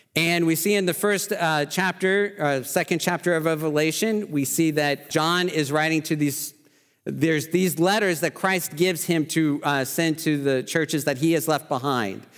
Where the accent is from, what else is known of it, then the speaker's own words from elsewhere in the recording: Oklahoma, United States; I'm from Oklahoma